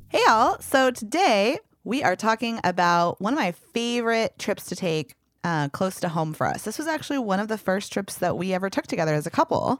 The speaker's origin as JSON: {"language": "English", "town": "Louisville", "region": "Kentucky", "country": "United States", "tie": "born or raised there", "moved": "yes", "lives_now": "California, United States", "said": "I grew up in Kentucky"}